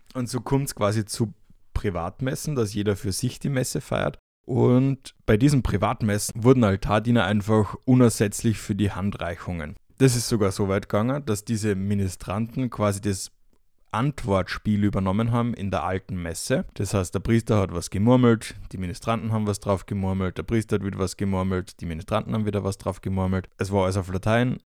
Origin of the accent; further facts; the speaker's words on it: Austria; now in Fürth, Germany; noch bin ich bei der Familie zu Hause in Österreich